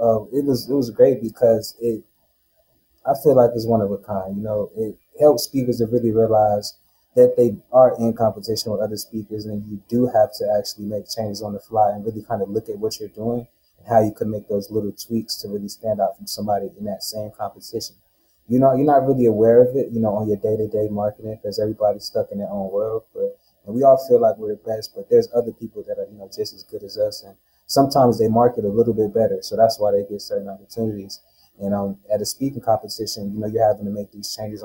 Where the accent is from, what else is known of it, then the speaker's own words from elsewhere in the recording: North Carolina, United States; moved away as an adult; now in Las Vegas, United States; I'm not from Vegas. I'm from North Carolina